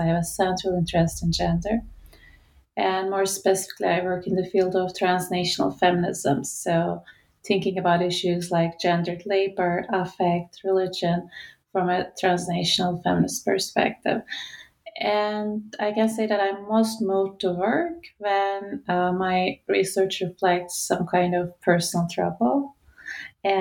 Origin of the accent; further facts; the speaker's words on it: Istanbul, Turkey; moved away as an adult; my hometown Istanbul